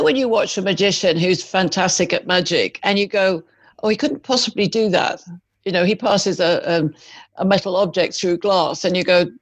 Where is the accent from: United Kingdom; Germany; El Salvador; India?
United Kingdom; moved away as an adult; also born or lived in Malaysia; now in United States; I'm British